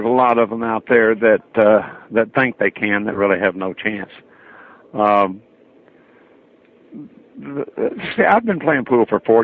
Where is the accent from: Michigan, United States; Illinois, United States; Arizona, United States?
Illinois, United States; Metropolis; also born or lived in Florida; I was born and raised in Metropolis, Illinois.